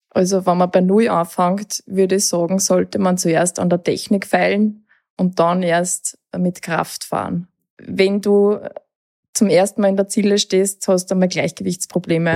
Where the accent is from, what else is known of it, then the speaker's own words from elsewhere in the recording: Lower Austria, Austria; bei uns in Niederösterreich